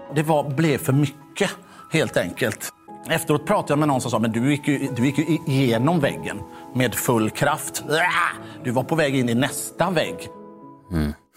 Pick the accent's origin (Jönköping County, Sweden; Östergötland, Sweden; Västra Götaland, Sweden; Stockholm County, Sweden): Västra Götaland, Sweden; Mölndal; jag är från Mölndal